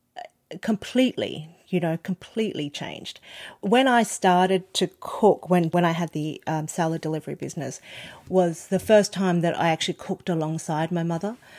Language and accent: English; Australia; born or raised there; first language Cantonese